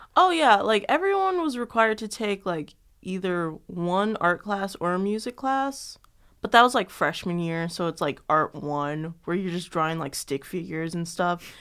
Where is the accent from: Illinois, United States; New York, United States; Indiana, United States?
Illinois, United States; Chicago; I'm from Chicago